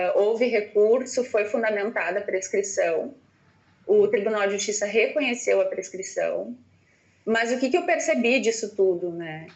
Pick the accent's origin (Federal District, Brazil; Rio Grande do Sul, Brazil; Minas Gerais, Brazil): Rio Grande do Sul, Brazil; Ijuí; sou natural de Juiz